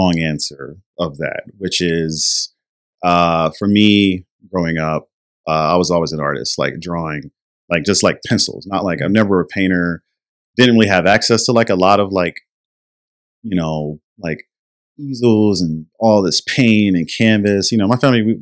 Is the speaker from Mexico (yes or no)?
no; Wilmington, North Carolina, United States; now in Portland, United States; born and raised in North Carolina. Wilmington, North Carolina.